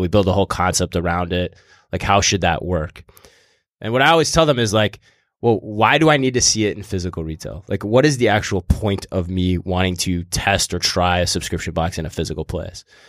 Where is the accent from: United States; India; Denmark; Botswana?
United States; East Coast; I'm a intern from the East Coast